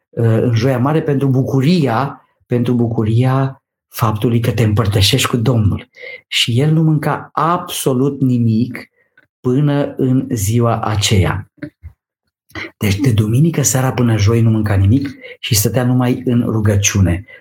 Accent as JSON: {"language": "Romanian", "area": "near Câmpina", "region": "Prahova Valley", "country": "Romania", "tie": "born or raised there", "said": "Eu am copilărit lângă Câmpina, sunt prahovean de pe Valea Prahovei"}